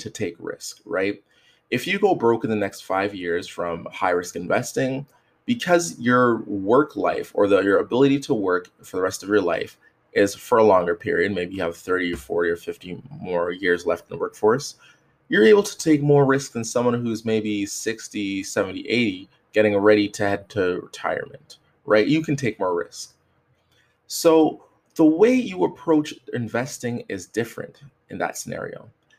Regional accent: Canada; I'm from Canada

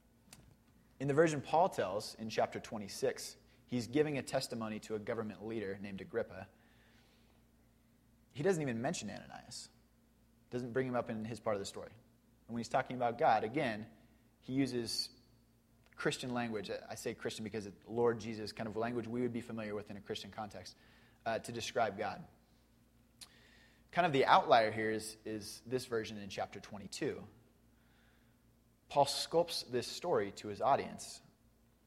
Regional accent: Spokane, Washington, United States; I grew up in Indian Trail. I went to Assumption and I graduated from North Central

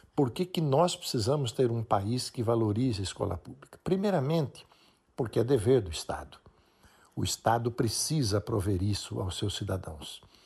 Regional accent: Jaú, São Paulo, Brazil; also born or lived in Germany; sou de uma cidade interior de São Paulo chamada Jaú

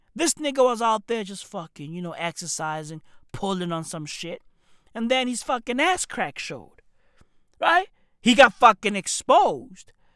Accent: Johannesburg, Gauteng, South Africa; I'm from Johannesburg. The east of Johannesburg, to be exact

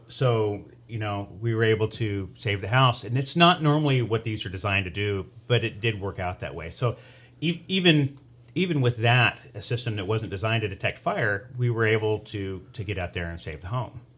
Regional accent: Taft, California, United States; now in Bakersfield, United States; born and raised in Taft. uh, moved to Bakersfield in ninety-one

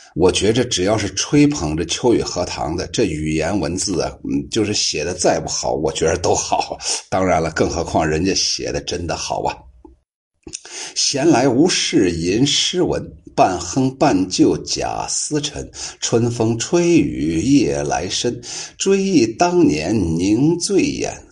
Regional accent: Shaanxi, China; accent: Shaanxi dialect; 这就是我们陕西话

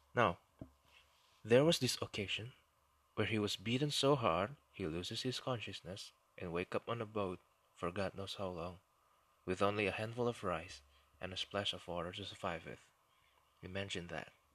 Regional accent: Indonesia; first language Indonesian; English is a second language; occasionally I will speak in my native language, Indonesian.

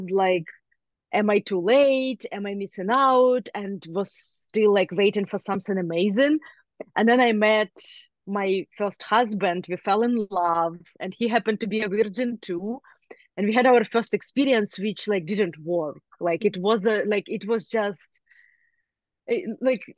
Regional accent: Ukraine; moved away; I grew up in Ukraine

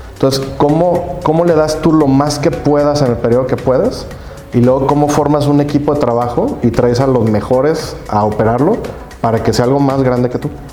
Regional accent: Guadalajara, Jalisco, Mexico; yo, soy tapatío, tuve el gusto y privilegio, digo yo, de, crecer en Guadalajara

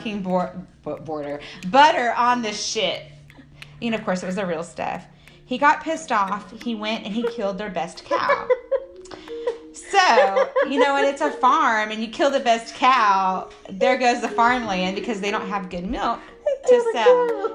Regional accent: Texas, United States; accent: Texas; my Texas accent

